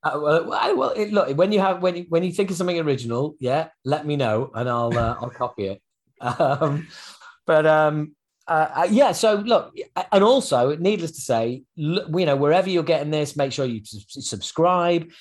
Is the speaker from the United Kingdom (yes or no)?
yes; England, United Kingdom; being an Englishman